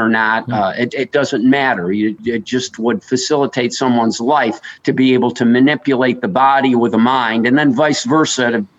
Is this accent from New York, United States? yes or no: yes; New York, United States; I grew up in New York State